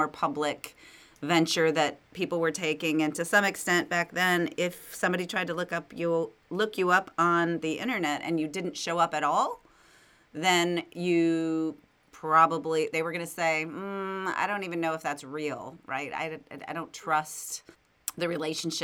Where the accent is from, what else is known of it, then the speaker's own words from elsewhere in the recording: Wisconsin, United States; I'm from Wisconsin too